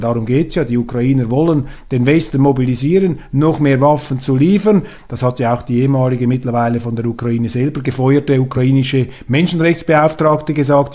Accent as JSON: {"language": "German", "country": "Switzerland", "said": "bei uns in der Schweiz"}